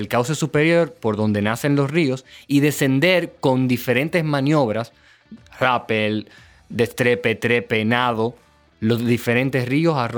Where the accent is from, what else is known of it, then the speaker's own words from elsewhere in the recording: Venezuela; Venezuela de ecoturismo, que era lo que yo entendía yo así en ese momento, funcionaban y pensaba solamente en mi país y decía, wow, es que esto es posible.